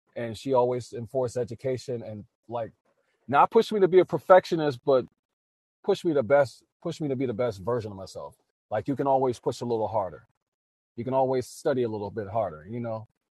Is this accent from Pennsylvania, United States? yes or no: no; New Orleans, Louisiana, United States; born and raised in New Orleans, Louisiana.